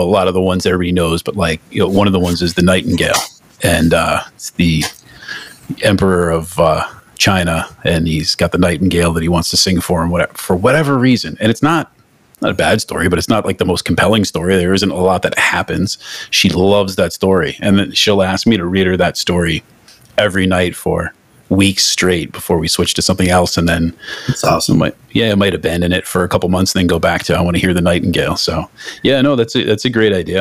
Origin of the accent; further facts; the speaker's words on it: Northeast, United States; I'm from the Northeast